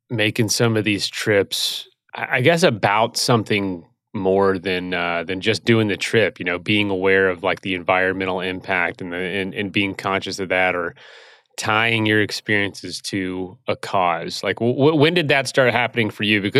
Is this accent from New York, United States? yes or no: yes; Ithaca, New York, United States; actually quite a bit easier after uh, growing up in Ithaca.